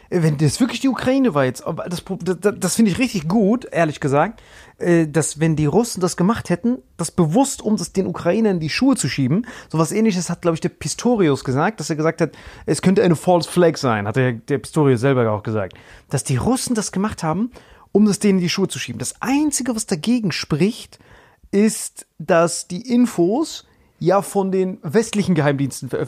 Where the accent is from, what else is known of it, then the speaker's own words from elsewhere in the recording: Nador, Oriental, Morocco; So, ich bin Nador, wenn irgendwann Algerien da einfällt, ey, ich als Marokkaner kann mich ja perfekt identifizieren.